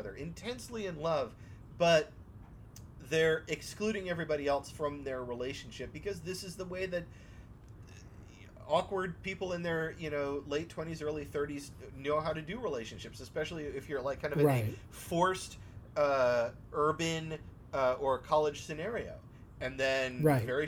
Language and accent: English; DC area, United States; we're all trained around here growing up in Northern Virginia, Southern Maryland, the DC area